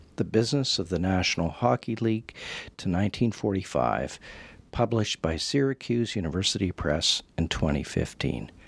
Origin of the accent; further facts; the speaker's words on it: Western Canada, Canada; growing up in Western Canada